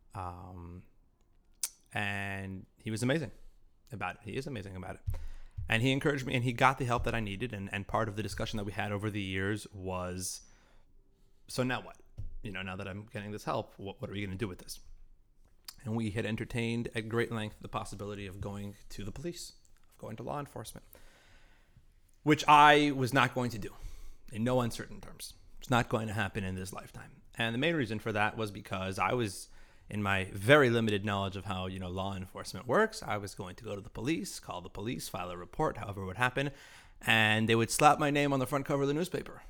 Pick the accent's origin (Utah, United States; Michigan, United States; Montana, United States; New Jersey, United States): Utah, United States; Salt Lake City; I was raised in Salt Lake City